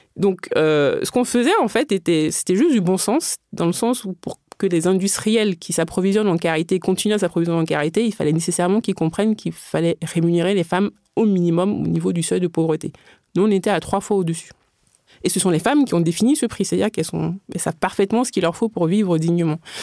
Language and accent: French; Benin; moved away; j'ai grandi au Bénin